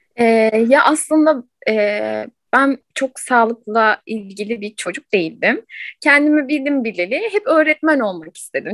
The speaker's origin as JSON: {"language": "Turkish", "region": "Ankara", "country": "Turkey", "tie": "born or raised there", "said": "Ankara'da doğdum."}